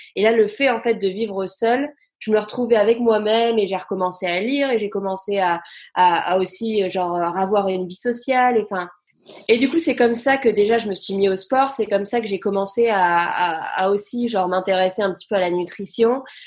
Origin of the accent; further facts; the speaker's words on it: France; moved away as an adult; also born or lived in London, United Kingdom / Brighton, United Kingdom; now in United Kingdom; j'ai quitté la France quand j'avais 19 ans